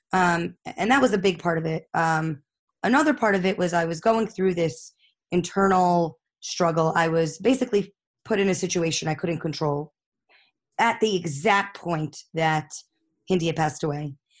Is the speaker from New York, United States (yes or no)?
yes; New York City, New York, United States; I grew up in Far Rockaway